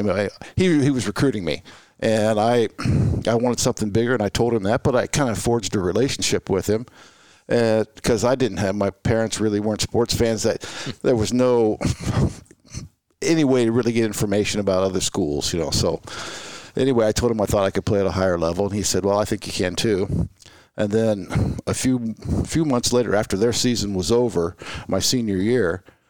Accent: Marietta, Ohio, United States; I was born in Marietta, Ohio, first settlement in the Northwest Territory.

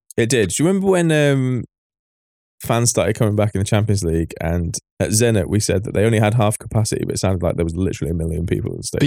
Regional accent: England, United Kingdom; we're English

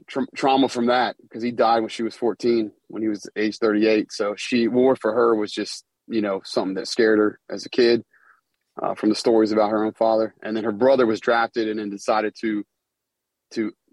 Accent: Charlottesville, Virginia, United States; moved away as an adult; UVA, my hometown in Charlottesville, where I'm from

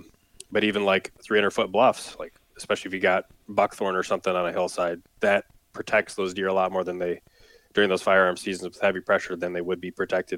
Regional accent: Wisconsin, United States; And growing up in Wisconsin, I never really noticed that much

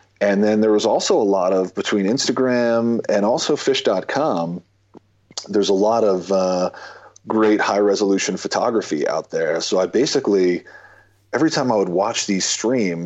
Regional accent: United States; We grew up right outside of New York City

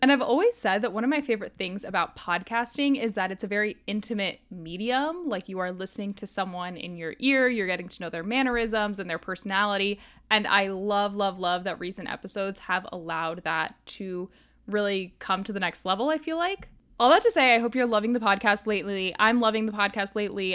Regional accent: Florida, United States; moved away; I grew up in Florida

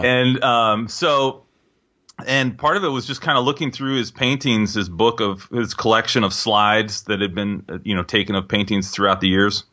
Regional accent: Seattle, Washington, United States; also born or lived in New York; I was born in Seattle, grew up in Seattle

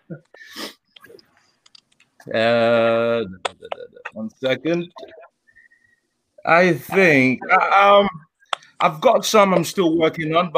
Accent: London, United Kingdom; I'm from Tottenham, London

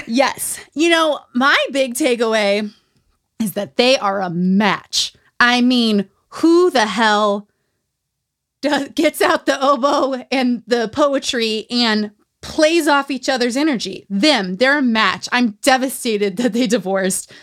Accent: Utah, United States; Growing up in Utah

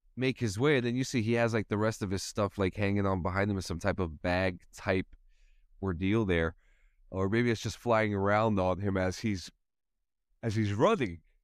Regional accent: New Jersey, United States; where I'm from growing up in New Jersey

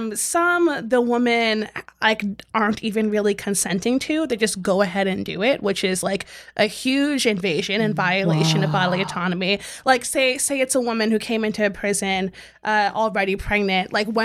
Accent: Southern Maryland, United States; I'm from Southern Maryland.

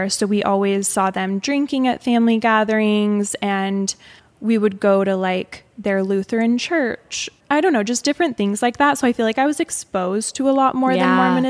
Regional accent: Mesa, Arizona, United States; And I grew up in Mesa, Arizona, just for reference, which is basically like a mini Provo. Like at the time, it was, I felt like it was all Mormons surrounding us. So very heavily influenced by Mormon culture.

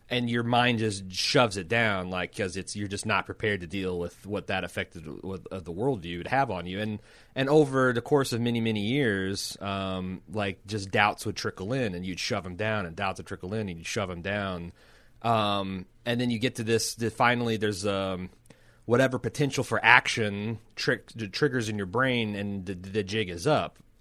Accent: United States; as an American

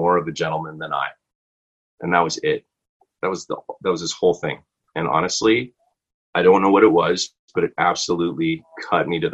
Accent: Canada; also born or lived in Vancouver; being Canadian

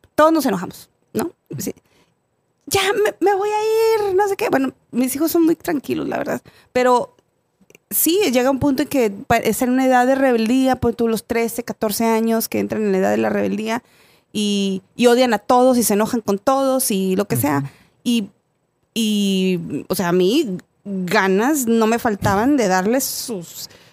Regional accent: Mexico; moved away; yo soy de México

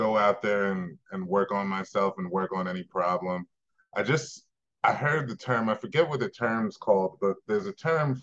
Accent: New York, United States; moved away as an adult; now in Colorado, United States; I'm from New York originally. I moved here about 8 years ago

